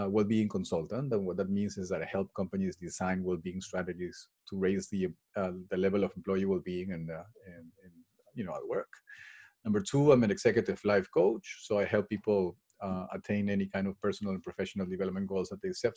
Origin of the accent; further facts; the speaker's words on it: Peru; moved away as an adult; now in England; I was born and raised in Peru